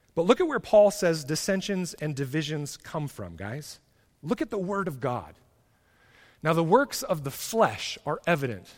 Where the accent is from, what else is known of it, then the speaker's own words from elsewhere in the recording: United States; being an American